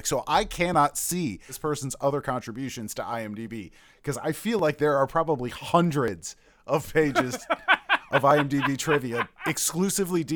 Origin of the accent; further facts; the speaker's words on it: United States; I'm American